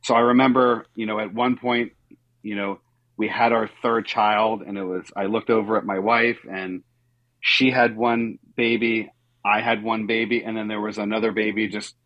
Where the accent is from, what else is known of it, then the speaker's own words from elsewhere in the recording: South Florida, United States; I grew up in South Florida